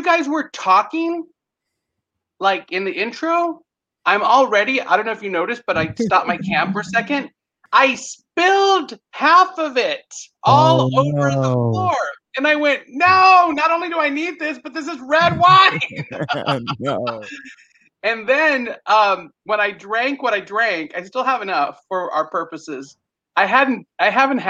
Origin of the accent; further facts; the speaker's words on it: San Antonio, Texas, United States; I hail from San Antonio, Texas